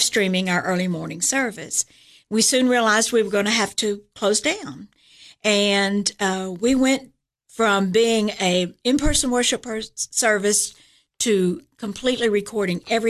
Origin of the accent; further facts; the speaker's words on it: Chattanooga, Tennessee, United States; moved away as an adult; also born or lived in Atlanta / Florida; now in Cookeville, United States; I'm originally from Chattanooga.